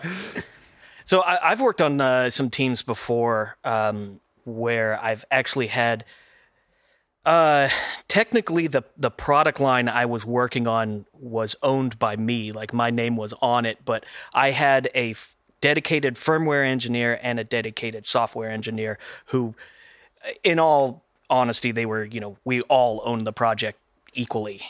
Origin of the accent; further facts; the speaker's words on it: Texas, United States; also born or lived in Oklahoma; I'm also a native Texan uh, for the majority of my life, not originally, but the majority